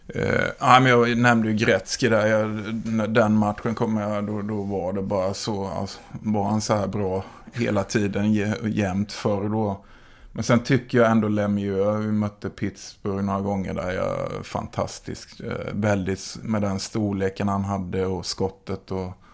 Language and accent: Swedish; Oskarshamn, Kalmar County, Sweden; jag är från Oskarshamn.